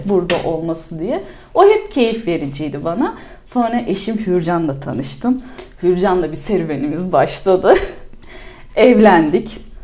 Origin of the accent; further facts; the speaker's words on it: İzmir, Turkey; bir İzmirli olarak da İzmir'i de seven biri olarak da ve burada yaşamaktan keyif alıyorum.